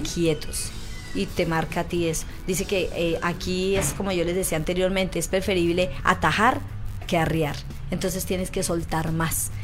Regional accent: Colombia; now in Chile; en mi país, en Colombia, se llama jabón rey

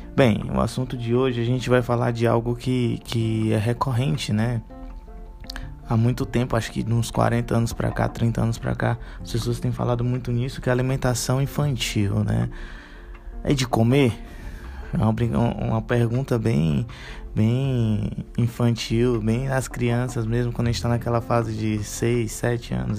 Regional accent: Fortaleza, Ceará, Brazil; aqui em Fortaleza a gente chama de chilito

